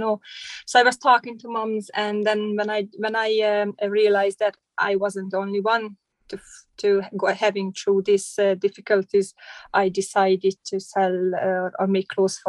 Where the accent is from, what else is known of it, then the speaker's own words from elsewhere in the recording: Hungary; English is a second language; moved away as an adult; now in Ireland; I came from Hungary. I arrived to Ireland in 2006. So a long, long time ago.